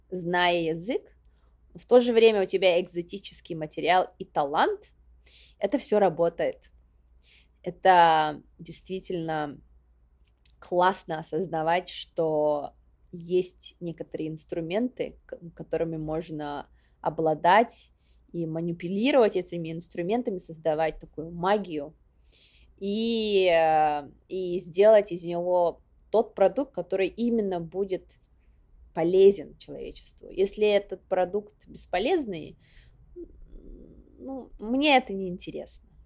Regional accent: Sakha Republic, Russia; потому что я из Якутии, потому что я из а, села Ускюля, это вот заслуга моих предков.

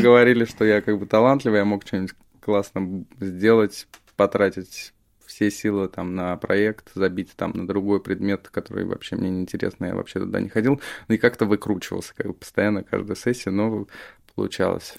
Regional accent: Moscow, Russia; Я из Москвы, да. Вот. У меня родители, они из Тбилиси вообще

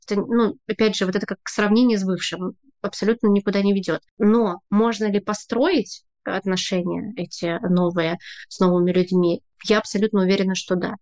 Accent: Saint Petersburg, Russia; moved away as an adult; now in Tbilisi, Georgia; я из Петербурга

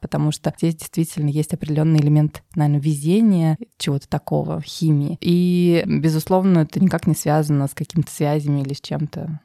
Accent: Tver, Tver Oblast, Russia; moved away as an adult; also born or lived in Moscow; Я родилась в России, в городе Твери

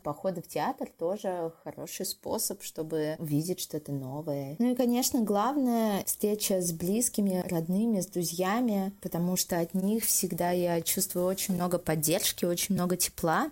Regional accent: Moscow, Russia; moved away as an adult; also born or lived in Vyksa, Nizhny Novgorod Oblast; now in Blizhnee Pesochnoe, Russia; Я родилась и выросла в Москве, но последние два года по программе «Учитель для России» преподаю

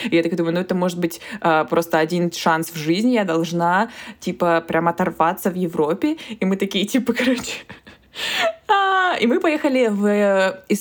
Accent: Krasnodar, Krasnodar Krai, Russia; Ну мы еще типа из Краснодара

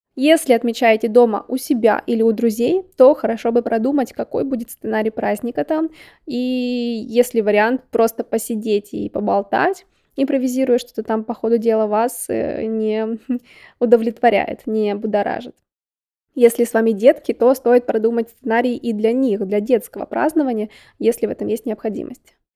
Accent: Yekaterinburg, Sverdlovsk Oblast, Russia; как я любила в детстве в Екатеринбурге

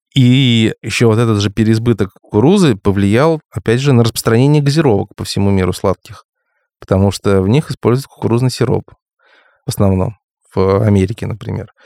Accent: Crimea, Ukraine; в моём крымском детстве

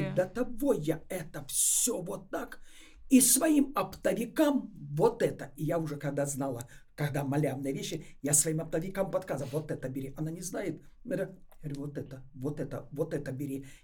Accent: Moscow, Russia; Питера, а я из Москвы.

